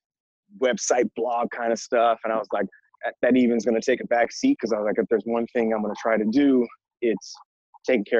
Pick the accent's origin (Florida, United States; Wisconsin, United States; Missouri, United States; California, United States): California, United States; San Francisco; I am originally from San Francisco, California. Born and raised in the city